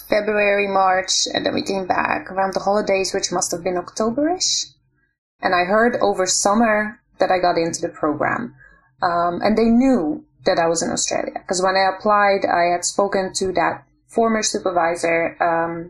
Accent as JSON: {"language": "English", "country": "Netherlands", "tie": "born or raised there", "moved": "as an adult", "lives_now": "Israel", "said": "I grew up in the Netherlands."}